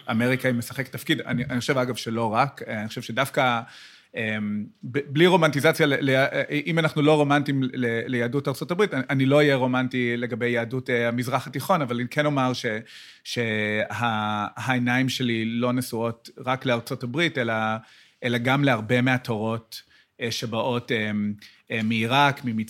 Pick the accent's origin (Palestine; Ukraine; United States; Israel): United States; Hebrew is a second language; גם אני, גם אני בא מאמריקה